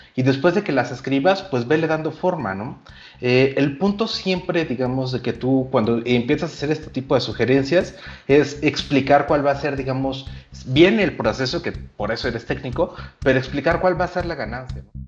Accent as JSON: {"language": "Spanish", "region": "Yucatán", "country": "Mexico", "said": "yo soy yucateco"}